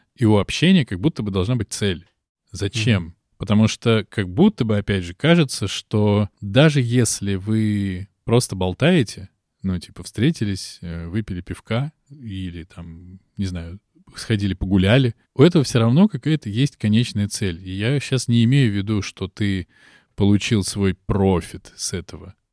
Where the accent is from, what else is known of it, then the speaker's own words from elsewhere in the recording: Moscow, Russia; Я москвич